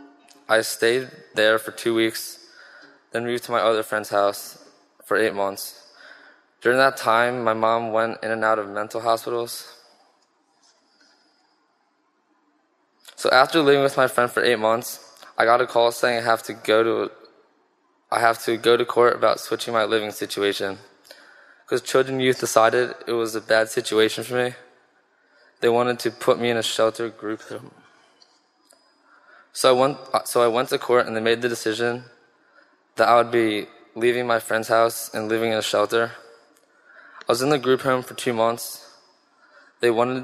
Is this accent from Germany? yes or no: no; Richboro, Pennsylvania, United States; I was born in Richboro, Pennsylvania